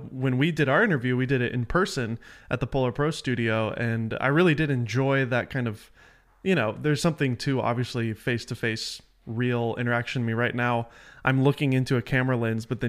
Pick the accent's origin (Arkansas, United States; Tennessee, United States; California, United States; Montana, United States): Tennessee, United States; Nashville; moved away as an adult; also born or lived in Los Angeles; I'm from Nashville